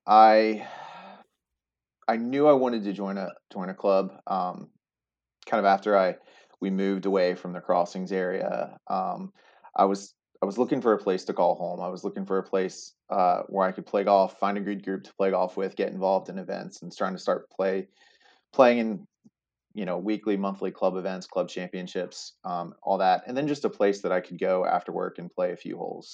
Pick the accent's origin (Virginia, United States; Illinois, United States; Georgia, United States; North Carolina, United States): Virginia, United States; Staunton; also born or lived in Blacksburg, Virginia; now in Richmond, United States; was born and raised in Stanton, Virginia